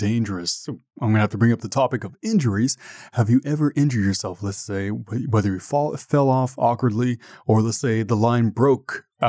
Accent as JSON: {"language": "English", "country": "Canada", "said": "I'm Canadian as well"}